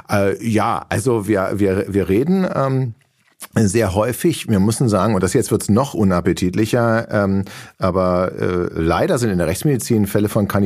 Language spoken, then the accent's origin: German; Berlin, Germany; born there; Doch, es gibt ja noch, statistisch gesehen gibt es, glaube ich, nur noch 49 Prozent gebürtige Berliner, die in Berlin leben. 51, also wir haben, wir sind jetzt in der Minderheit.